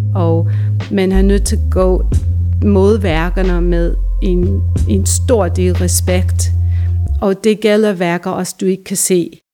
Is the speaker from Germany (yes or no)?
no; New York, United States; Danish is a second language; moved away as an adult; now in Denmark; Jeg er oprindelig fra New York. Øh, jeg har boet her i snart 30 år